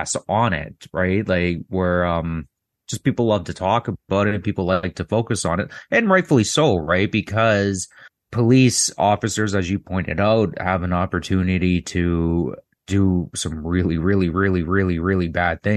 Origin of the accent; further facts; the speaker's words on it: Toronto, Ontario, Canada; where I grew up in Toronto